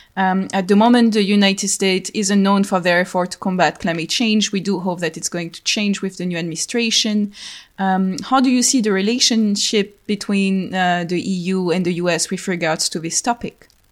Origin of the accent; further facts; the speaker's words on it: France; accent: French; English is a second language; as you can hear to my accent, I'm French